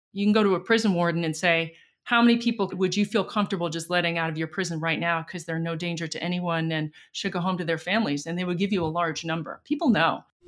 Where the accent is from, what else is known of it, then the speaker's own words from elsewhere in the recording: United States; also born or lived in London, United Kingdom / Washington, D.C., United States / San Francisco, United States; I grew up in New York and D C